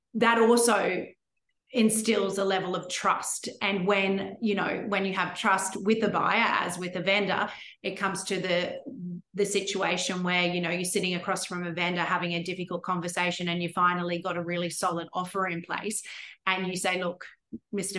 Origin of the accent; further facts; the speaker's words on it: Brisbane, Queensland, Australia; moved away as an adult; also born or lived in Sydney; my hometown in Brisbane